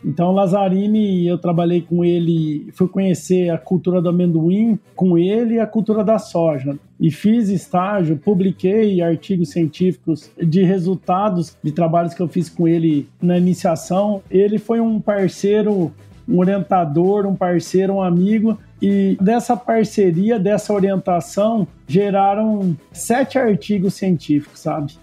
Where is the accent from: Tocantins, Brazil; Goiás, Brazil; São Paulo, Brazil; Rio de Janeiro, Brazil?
São Paulo, Brazil; Nipoã; also born or lived in São José do Rio Preto / Monte Aprazível; E eu nasci em Rio Preto, mas eu só nasci e fui morar numa cidade pequena, próximo de Rio Preto, que chama Nipuã porque minha mãe é, foi professora ali.